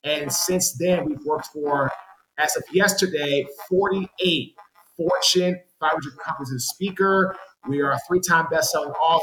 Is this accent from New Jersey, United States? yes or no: no; Washington, District of Columbia, United States; moved away as an adult; also born or lived in Jacksonville, Florida / Baltimore, Maryland / Raleigh, North Carolina; I'm from Washington, D.C.